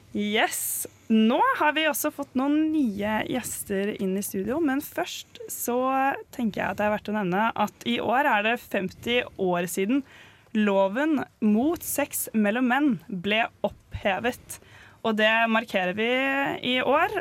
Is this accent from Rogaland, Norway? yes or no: no; Oslo, Norway; now in Trondheim, Norway; Jeg er jo egentlig fra Oslo